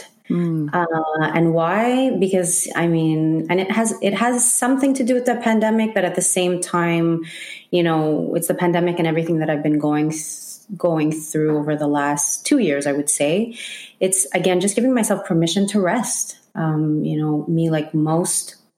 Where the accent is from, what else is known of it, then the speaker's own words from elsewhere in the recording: Montreal, Quebec, Canada; born and raised in Montreal, first generation Filipina